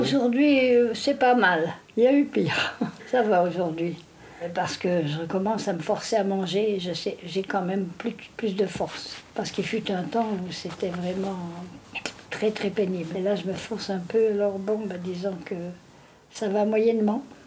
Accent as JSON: {"language": "French", "town": "Briey", "region": "Grand Est", "country": "France", "tie": "born or raised there", "moved": "yes", "said": "chez moi, à Briey, mon pays natal"}